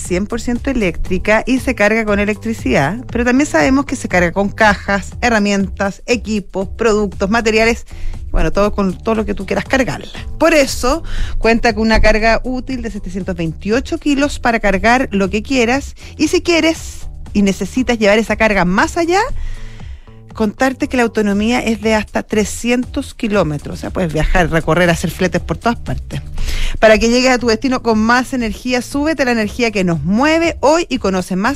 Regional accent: Chile; Porque Soy chileno.

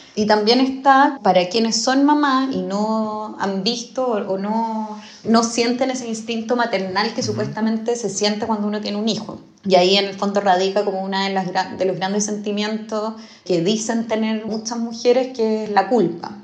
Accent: Chile; siendo chilena

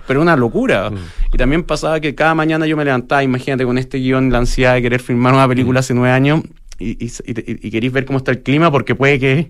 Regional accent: Chile; como chilenos

